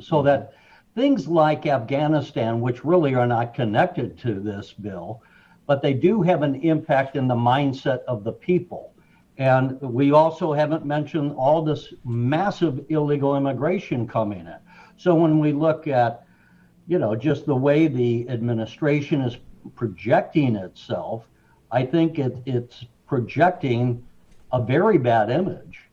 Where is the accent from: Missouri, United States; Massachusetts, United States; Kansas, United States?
Missouri, United States; St. Louis; now in Illinois, United States; I grew up in St. Louis